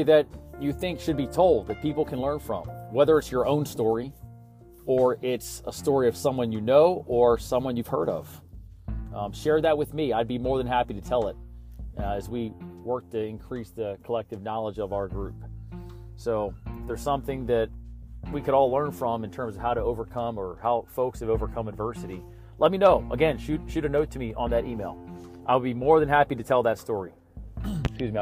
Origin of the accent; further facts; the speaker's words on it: Baltimore, Maryland, United States; I'm a Maryland guy, I was born in Baltimore.